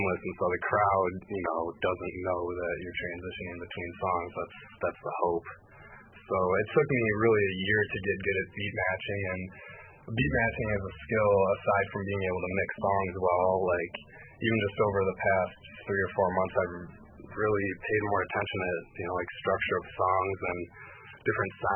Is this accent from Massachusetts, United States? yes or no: no; Royal Oak, Michigan, United States; I grew up in Royal Oak, which is right out the suburb of Detroit